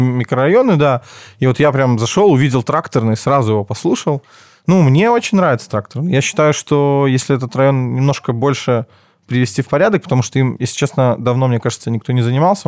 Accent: Minsk, Belarus; Я родился в Минске, учился в школе сначала в 22-й, первый класс

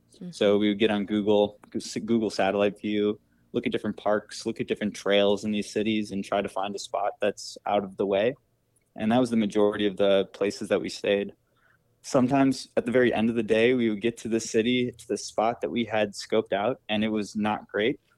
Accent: Wisconsin, United States; now in Boston, United States; I grew up in Wisconsin.

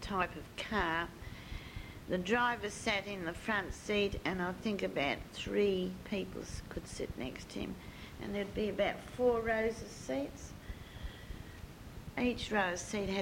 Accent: Cottesloe, Western Australia, Australia; if you've lived in Cottesloe for the number of years I did, you still have got this, you know, that's my hometown.

